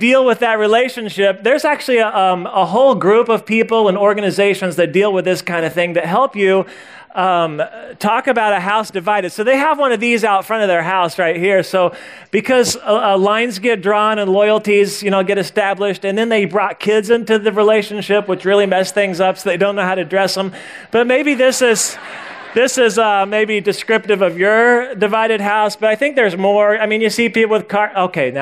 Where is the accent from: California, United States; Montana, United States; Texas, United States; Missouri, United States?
Missouri, United States; now in North Carolina, United States; I grew up in Missouri, and so as a lifelong Missouri Tigers fan